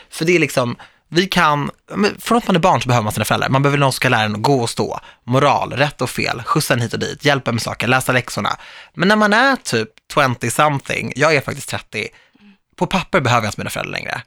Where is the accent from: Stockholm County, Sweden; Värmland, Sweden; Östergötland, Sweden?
Stockholm County, Sweden; Stockholm; Jag är ju född och uppvuxen i Stockholm